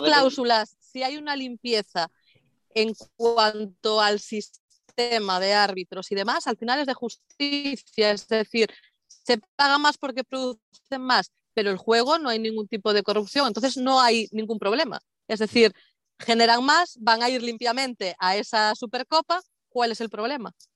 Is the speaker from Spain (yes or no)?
yes; Galicia, Spain; de mi tierra